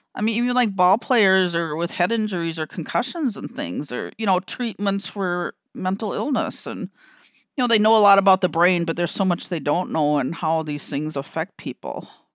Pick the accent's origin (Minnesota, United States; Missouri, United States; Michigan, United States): Minnesota, United States; I'm from Minnesota and they say that we're kind of indirect up here